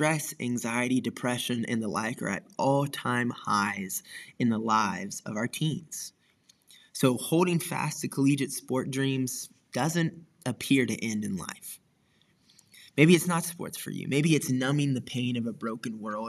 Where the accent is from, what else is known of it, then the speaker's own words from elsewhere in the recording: Wichita Falls, Texas, United States; growing up in Wichita Falls